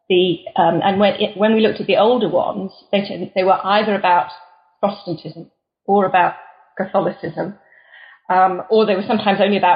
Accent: United Kingdom; moved away as an adult; also born or lived in South Korea / India; I was born in the UK.

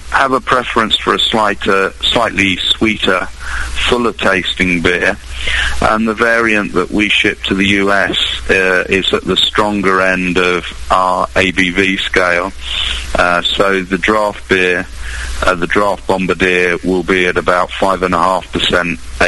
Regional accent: Bedford, East of England, United Kingdom; move back to Bedford, my hometown

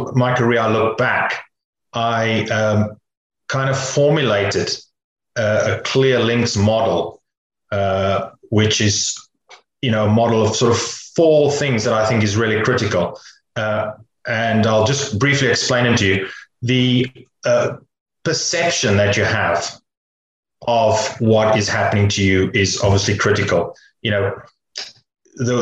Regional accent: near Cape Town, Western Cape, South Africa; I grew up near Cape Town in South Africa

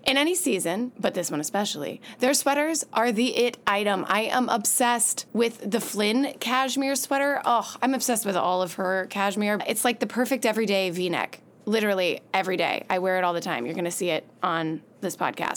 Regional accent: Louisville, Kentucky, United States; now in Los Angeles, United States; I grew up in Kentucky

